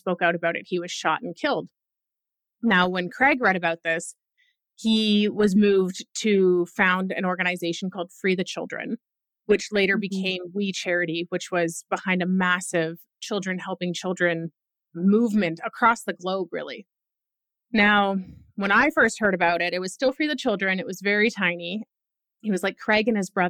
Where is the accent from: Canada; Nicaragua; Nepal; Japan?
Canada; I'm Canadian